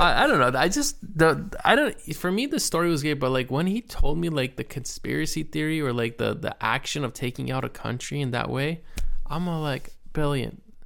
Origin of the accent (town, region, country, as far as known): United States